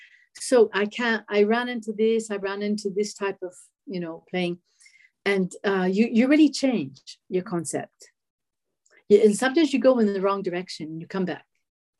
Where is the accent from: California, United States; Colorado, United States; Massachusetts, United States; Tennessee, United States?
Massachusetts, United States; Boston; I was from Boston